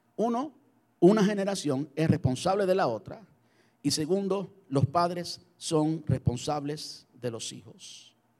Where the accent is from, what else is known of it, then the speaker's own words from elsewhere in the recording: Cuba; moved away as an adult; mi, de mi país natal, de Cuba